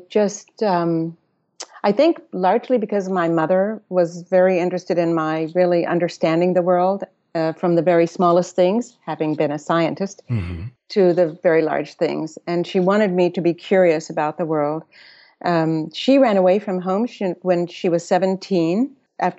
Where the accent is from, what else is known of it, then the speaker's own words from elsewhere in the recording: Austin, Texas, United States; moved away; also born or lived in Electra, Texas / New York; I was born in Electra, Texas, a little town, but I grew up in Austin